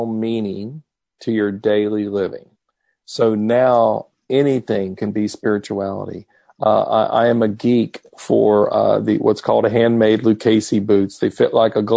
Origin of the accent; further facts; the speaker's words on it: Texas, United States; I am from Texas